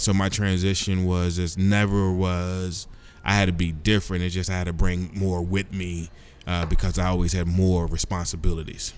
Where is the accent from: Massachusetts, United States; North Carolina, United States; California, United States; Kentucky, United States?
Kentucky, United States; Louisville; born and raised in Louisville, Kentucky